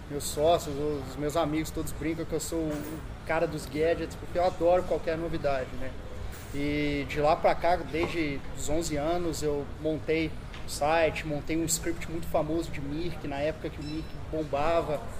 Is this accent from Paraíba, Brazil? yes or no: no; Barbacena, Minas Gerais, Brazil; accent: mineiro; acho que o sotaque não engana, eu sou mineiro, Barbacena.